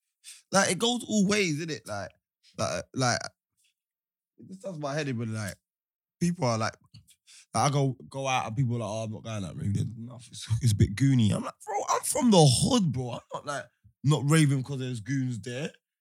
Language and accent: English; England, United Kingdom; I'm English